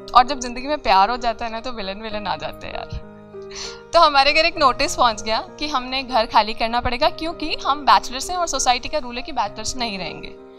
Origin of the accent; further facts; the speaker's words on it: Jodhpur, Rajasthan, India; moved away as an adult; now in Ahmedabad, India; मैं बेसिकली मैं जोधपुर से हूँ और अभी अहमदाबाद रह रही हूँ